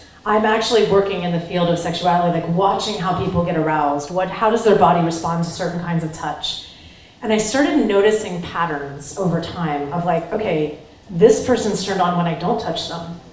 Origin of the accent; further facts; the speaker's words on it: Ohio, United States; I grew up in Ohio. I was a farm girl